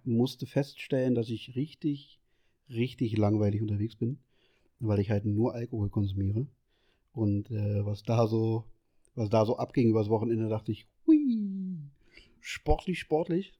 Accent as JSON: {"language": "German", "region": "Berlin", "country": "Germany", "said": "also ich bin ja aus Berlin"}